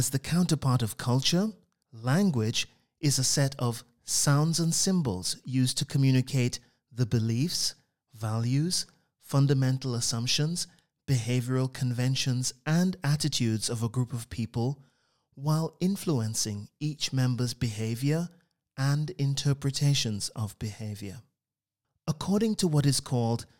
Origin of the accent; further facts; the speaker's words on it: Trinidad & Tobago; I grew up on the Caribbean island of Trinidad in what I would call a wordy household